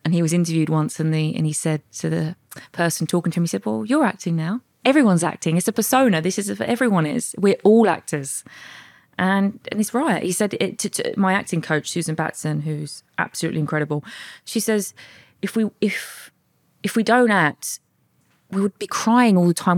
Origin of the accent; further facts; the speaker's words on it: Bexleyheath, London, United Kingdom; I was born and raised in South East London, Bexley Heath